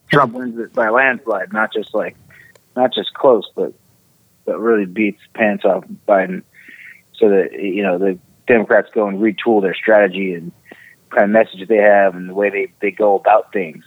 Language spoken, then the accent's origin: English; the Bay Area, California, United States; moved away as an adult; also born or lived in Ohio; now in Cincinnati area, Ohio, United States; the Bay Area, California